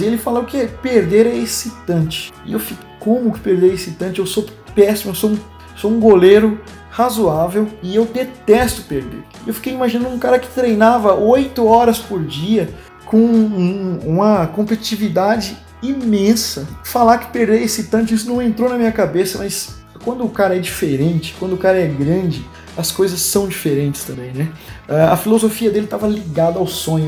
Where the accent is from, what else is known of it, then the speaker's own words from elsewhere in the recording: Pontes Lacerda, Mato Grosso, Brazil; moved away as an adult; now in Franca, Brazil; vivi 12 anos maravilhosos da minha vida numa cidade chamada Pontes Lacerda